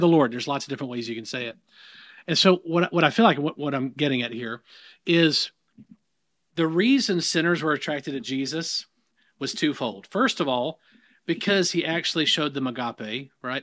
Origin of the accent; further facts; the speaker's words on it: the South, United States; accent: southern; in the South, if you can't pick that up in my accent, I, I don't think I've got much of an accent